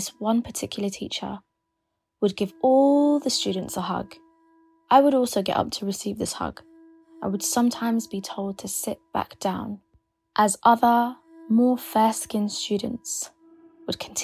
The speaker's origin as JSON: {"language": "English", "region": "London", "country": "United Kingdom", "said": "I'm a YouTuber from London"}